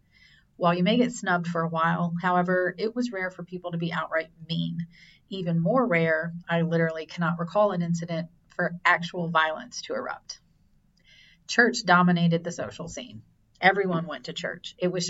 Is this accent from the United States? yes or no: yes; rural South Carolina, United States; moved away; my town was so small, we didn't have our own high school. We shared it with the next tiny town over. On a two-lane highway that threaded through rural South Carolina with small towns dotting along it like the 10-cup pearl necklace, my high school sat between our little villages